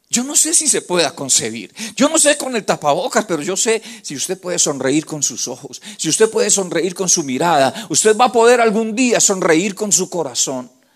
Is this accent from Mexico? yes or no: no; Colombia; los que somos de Colombia